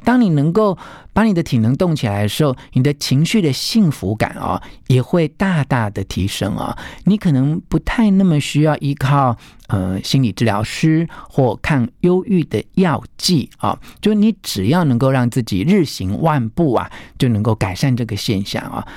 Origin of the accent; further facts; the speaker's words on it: the mountains of Taichung, Taiwan; 因为我小时候曾经住过台中的山上